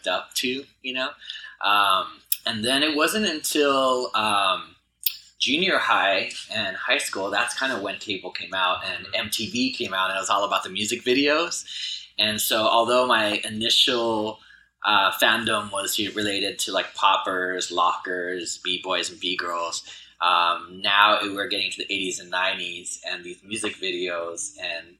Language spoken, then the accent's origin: English; Los Angeles, California, United States; I grew up in Harbor City, so I'm from the South Bay here